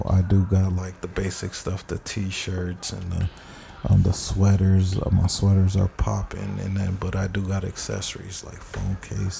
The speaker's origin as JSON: {"language": "English", "town": "Compton", "region": "California", "country": "United States", "tie": "born or raised there", "said": "born and raised in Compton."}